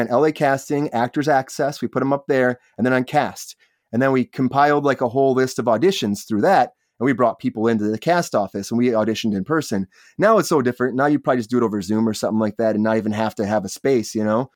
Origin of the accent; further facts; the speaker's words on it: Michigan, United States; now in Los Angeles, United States; I'm originally from Michigan. I moved out to Los Angeles to pursue acting